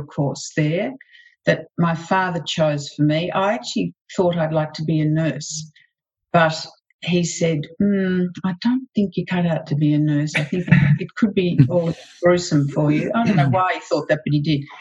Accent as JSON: {"language": "English", "town": "Melbourne", "region": "Victoria", "country": "Australia", "tie": "born or raised there", "said": "I was born here in Melbourne"}